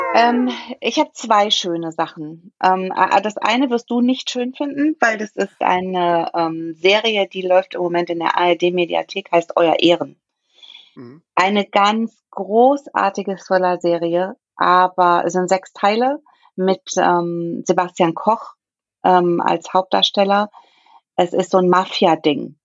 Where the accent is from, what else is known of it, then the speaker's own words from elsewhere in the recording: Saarland, Germany; bei uns im Saarland